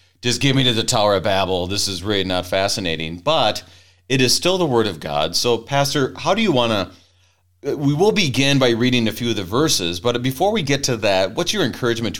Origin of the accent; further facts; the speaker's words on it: Minnesota, United States; accent: Minnesota; I blame my Minnesota accent